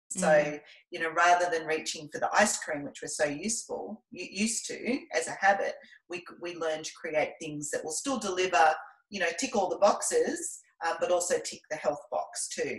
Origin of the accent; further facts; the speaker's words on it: Scotland, United Kingdom; now in Melbourne, Australia; I grew up in Scotland